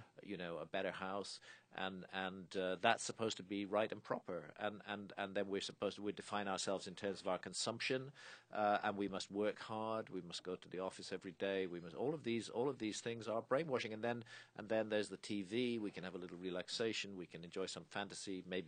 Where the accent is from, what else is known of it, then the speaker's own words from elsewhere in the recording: United Kingdom; I'm British